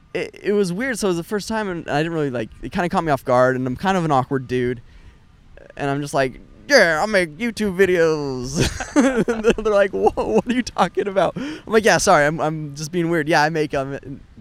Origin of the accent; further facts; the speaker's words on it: Utah, United States; I'm from Utah